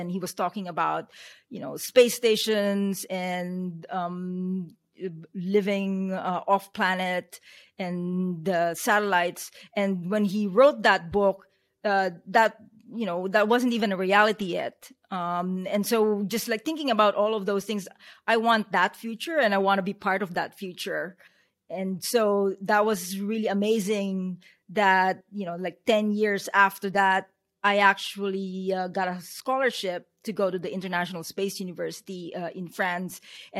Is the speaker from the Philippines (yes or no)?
yes; Philippines; also born or lived in United States; now in New Zealand; I'm Filipino, and I kind of like moved around in four continents before immigrating to the United States maybe about 25 years ago. And then I moved to New Zealand about 4 years ago